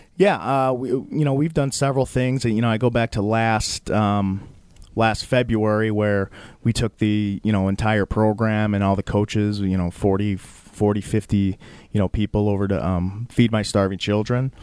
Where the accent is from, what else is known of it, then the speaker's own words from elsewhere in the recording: Minnesota, United States; also born or lived in Wisconsin / Bronx, New York; third grade, we moved to Minnesota. um, and that's where I basically grew up